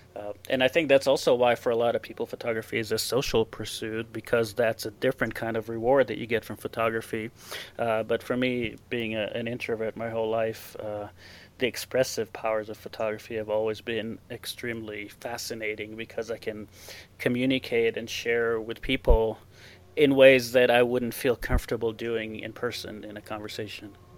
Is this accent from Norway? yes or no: no; Israel; English is a second language; moved away as an adult; now in Torrey, United States; I uh, was born, I grew up in Israel. I lived there for 26 years